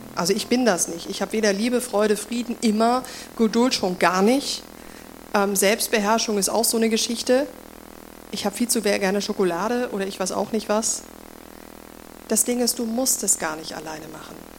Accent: Germany; moved away; damals in Deutschland, in dem Ort, wo ich aufgewachsen bin

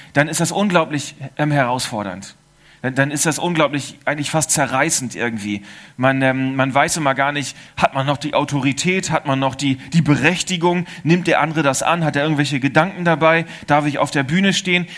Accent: Germany; now in Switzerland; Ich bin Deutscher

